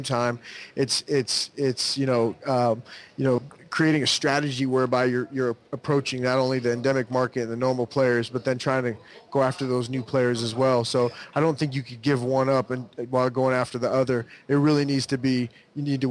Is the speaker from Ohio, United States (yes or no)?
no; Southern California, United States; growing up in Southern California